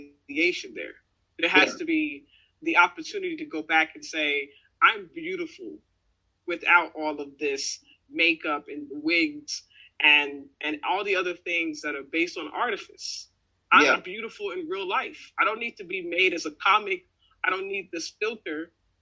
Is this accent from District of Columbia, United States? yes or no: no; Richmond, Virginia, United States; growing up in Richmond